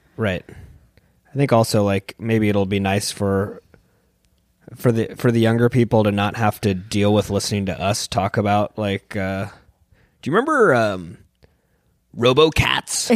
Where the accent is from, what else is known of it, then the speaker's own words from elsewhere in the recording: San Diego, California, United States; moved away; I'm from San Diego, and it's kind of a skate and surf culture there